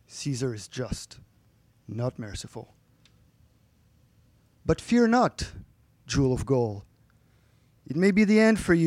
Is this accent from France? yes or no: yes; France; moved away; my hometown back in France is thought to have been founded like between 2000 and 500 BC.